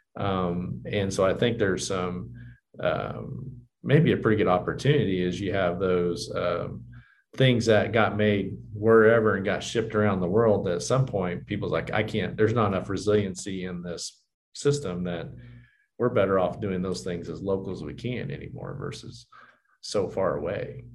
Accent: Johnson City, Kansas, United States; I grew up in Johnson and you know, our bank locations, you know, where Ulysses is kind of the middle size, you know, Johnson, Syracuse, you know, pretty small communities

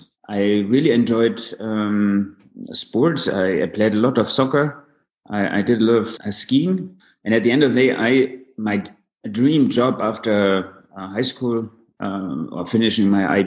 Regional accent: Munich, Bavaria, Germany; also born or lived in New York; I was born in Munich. I grew up in Munich. So I spent a significant part of my life in Munich and a couple of years in New York. So these are my two, let's say, homes.

